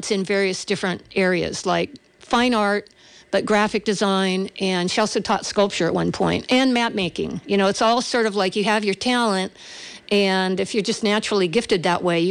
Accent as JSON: {"language": "English", "town": "Berkeley", "region": "California", "country": "United States", "tie": "born or raised there"}